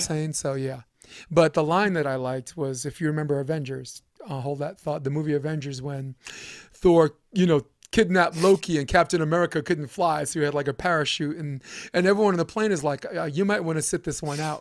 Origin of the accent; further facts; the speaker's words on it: New York City, New York, United States; we're both from Brooklyn